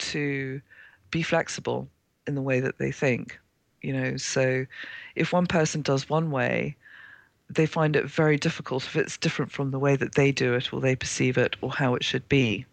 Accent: Zimbabwe; moved away; I was born in Zimbabwe, Rhodesia as it was then

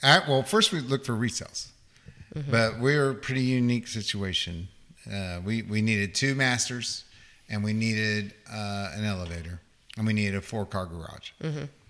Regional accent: Chapel Hill, North Carolina, United States; also born or lived in Oklahoma; Well, I'm originally from Chapel Hill, North Carolina.

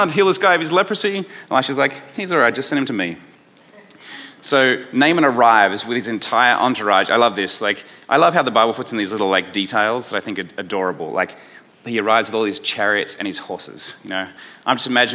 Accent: Australia; accent: Aussie; my Aussie accent

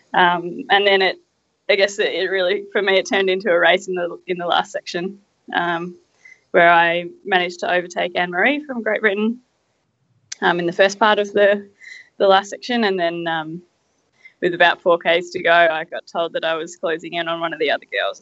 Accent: Australia; I come from Australia. I live at the base of the Dandenong Ranges

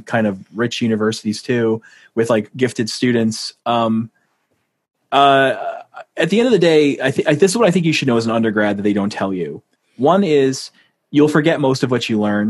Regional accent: New Hampshire, United States; moved away; I'm from New Hampshire

